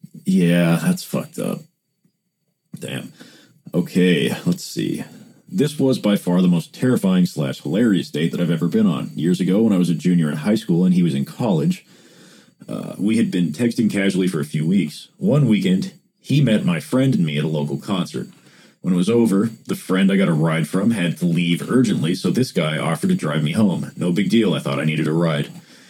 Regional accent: Paducah, Kentucky, United States; Downtown Paducah looks a lot different than downtown Los Angeles. It was wintertime, and my hometown is dead in the winter.

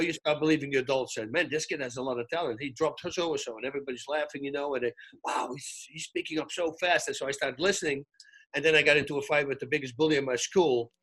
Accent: Netherlands; now in California, United States; I come from Holland, so 70% of the time it's freaking raining

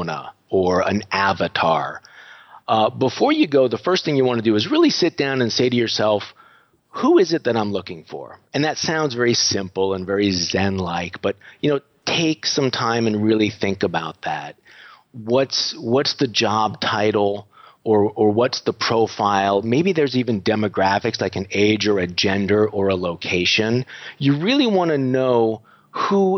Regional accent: United States; moved away as an adult; now in Budapest, Hungary; You may notice from my voice that I'm not sounding very Hungarian. I am American, but I moved over here about a dozen years ago.

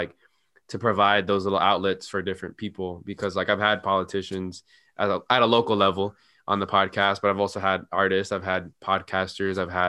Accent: Santa Ana, California, United States; also born or lived in Sacramento; I grew up in Santa Ana, and then right before high school, we moved into this like suburb of Santa Ana.

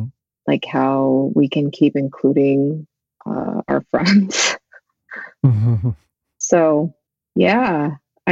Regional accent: Central California, United States; also born or lived in Korea; raised in Central California

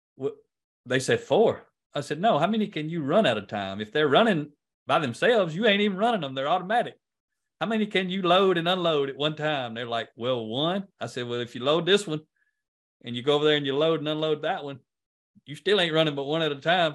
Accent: United States; accent: country; I'm much better at speaking country than, than I am English

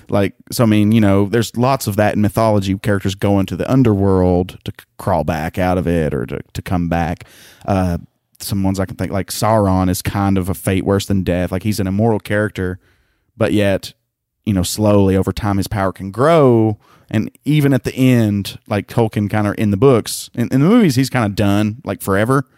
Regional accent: the South, United States; I'm from the South.

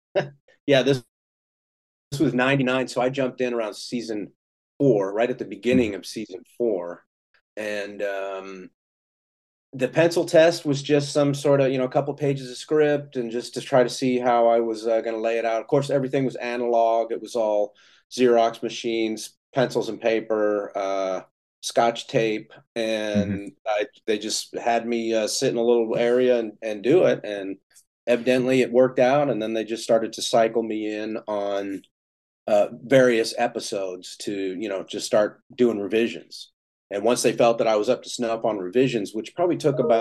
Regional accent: Houston, Texas, United States; moved away; I'm from Texas originally. Like my family goes back into Texas like four generations on my dad's side. So I was I grew up in Houston

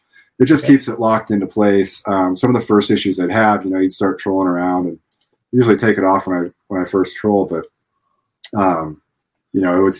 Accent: Illinois, United States; moved away as an adult; also born or lived in Clarksville, Tennessee; I grew up in Illinois

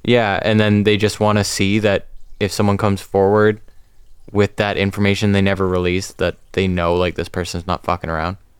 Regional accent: Georgetown, Ontario, Canada; born or raised there; moved away as an adult

